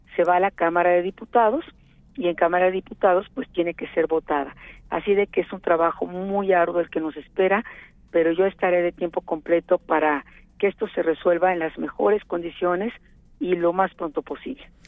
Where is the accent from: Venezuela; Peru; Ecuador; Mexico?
Mexico